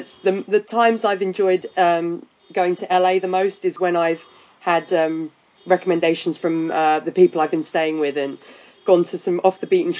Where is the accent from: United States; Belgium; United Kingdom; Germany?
United Kingdom; I'm British.